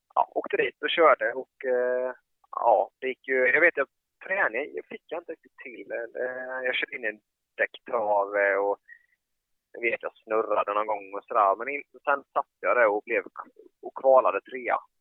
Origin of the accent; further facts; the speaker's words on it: Habo, Jönköping County, Sweden; jag är uppvuxen i Habo